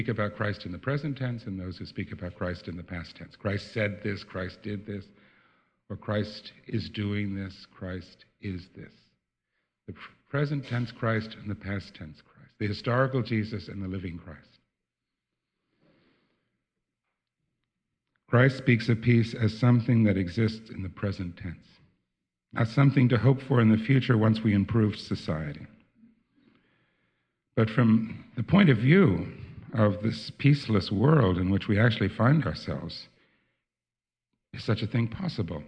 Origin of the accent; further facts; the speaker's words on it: New Jersey, United States; moved away as an adult; also born or lived in Holland; now in Netherlands; when I was growing up in New Jersey